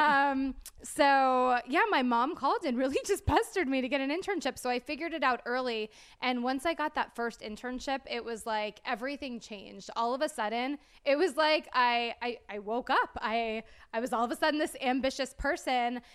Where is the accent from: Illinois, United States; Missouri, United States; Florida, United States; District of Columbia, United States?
Florida, United States; Clearwater; moved away as an adult; also born or lived in Orlando, Florida / Tallahassee, Florida; I'm originally from Clear, Clearwater